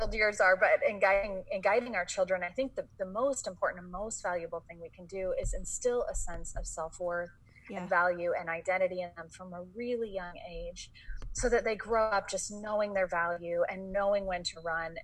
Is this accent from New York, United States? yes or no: no; San Francisco, California, United States; moved away; also born or lived in Boston; I grew up in San Francisco